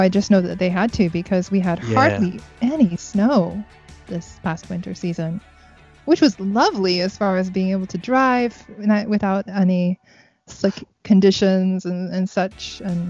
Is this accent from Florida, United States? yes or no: yes; Florida, United States; now in Japan; I'm from Florida